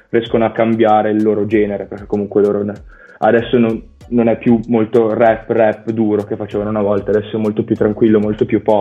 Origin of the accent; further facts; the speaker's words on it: Valenza, Piedmont, Italy; Di Valencia, in provincia di Alessandria.